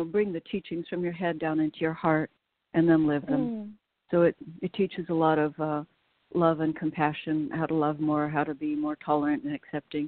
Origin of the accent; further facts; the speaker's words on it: West Coast, United States; I was raised on the West Coast during the 60s